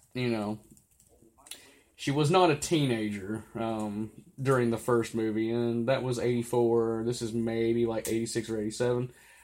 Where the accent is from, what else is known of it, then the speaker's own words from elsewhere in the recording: Mexico; I don't know how street cred works. I'm from Mexico.